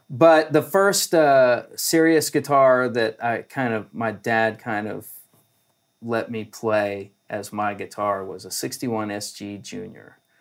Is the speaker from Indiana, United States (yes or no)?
no; Columbus, Ohio, United States; now in Nashville, United States; up in Ohio, which is where I'm from